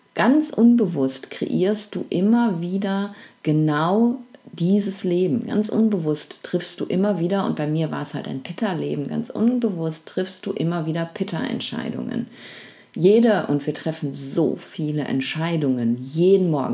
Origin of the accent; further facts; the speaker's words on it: Germany; also zumindest in Deutschland, da wo ich eben aufgewachsen, wo ich groß geworden bin